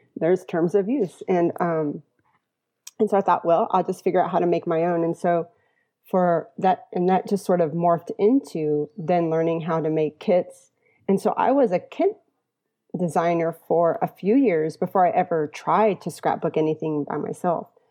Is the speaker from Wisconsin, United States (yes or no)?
no; Sugar Land, Texas, United States; now in San Antonio, United States; I lived in Sugar Land when I was smaller. My mother's family's from Houston